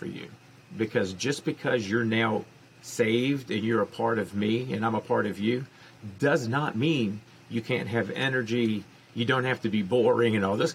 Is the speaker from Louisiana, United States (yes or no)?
yes; New Orleans, Louisiana, United States; I was born and raised in New Orleans